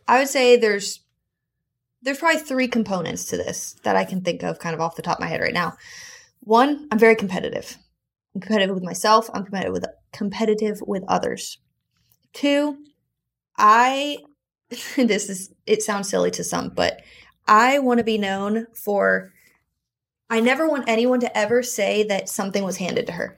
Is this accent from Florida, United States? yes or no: yes; South Florida, United States; I was born in South Florida